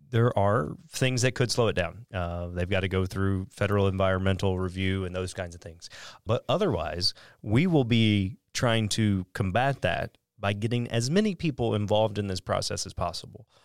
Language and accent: English; Southeast Missouri, United States; I grew up in Southeast Missouri